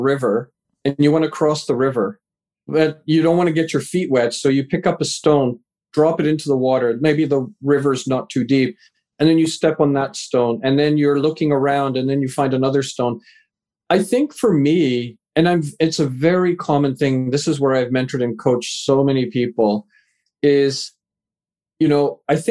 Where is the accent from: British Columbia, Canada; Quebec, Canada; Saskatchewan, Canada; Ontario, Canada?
British Columbia, Canada; Vancouver; also born or lived in England; raised in Canada, live in Vancouver, Canada, moved here when I was a wee lad, just 4 years old